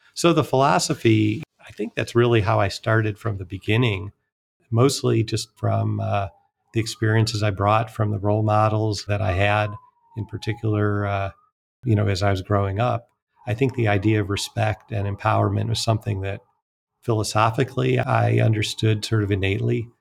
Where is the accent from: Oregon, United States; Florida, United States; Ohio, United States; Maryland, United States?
Ohio, United States; Cleveland; I enjoyed growing up outside Cleveland, Ohio